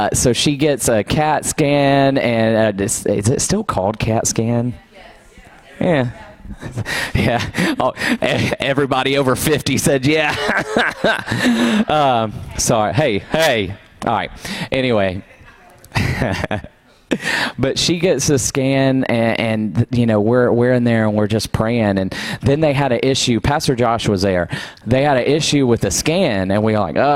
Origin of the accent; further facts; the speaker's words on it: Douglasville, Georgia, United States; I grew up in Douglasville.